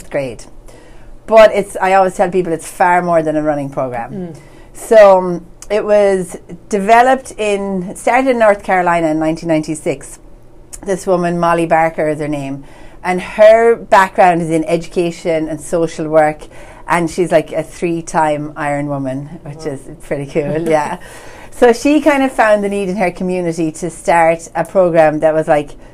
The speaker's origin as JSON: {"language": "English", "country": "Ireland", "moved": "yes", "lives_now": "Medford, United States"}